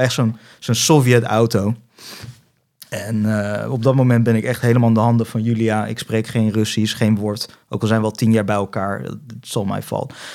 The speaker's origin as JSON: {"language": "Dutch", "country": "Netherlands", "accent": "Dutch", "said": "mijn Nederlands accent"}